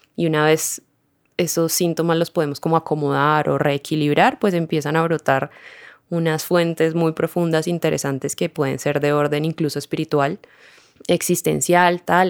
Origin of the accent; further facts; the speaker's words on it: Cali, Valle del Cauca, Colombia; moved away as an adult; also born or lived in Uruguay; Yo soy caleña y viví en Cali por ahí hasta los 21, 22